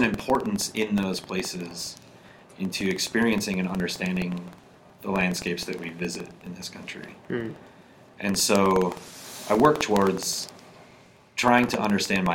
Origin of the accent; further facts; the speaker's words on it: South Dakota, United States; I grew up in South Dakota.